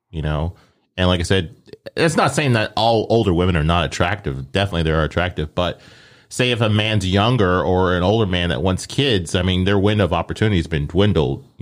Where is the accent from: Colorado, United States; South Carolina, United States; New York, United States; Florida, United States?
Colorado, United States; moved away; I'm originally from Colorado.